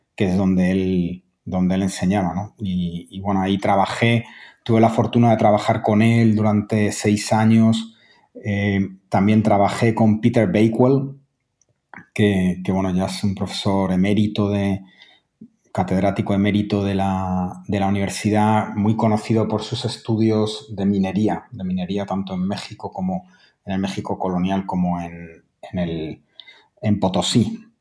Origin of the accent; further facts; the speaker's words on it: Madrid, Community of Madrid, Spain; moved away as an adult; also born or lived in Valladolid / Germany; soy español, nací en, Madrid hace casi ya cinco décadas em, y, y bueno, yo viví parte de mi vida en Valladolid, de donde es mi madre